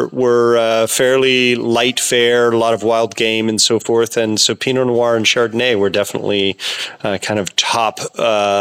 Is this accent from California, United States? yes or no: yes; Sonoma County, California, United States; I grew up in Sonoma County, about a half an hour from where I am farming now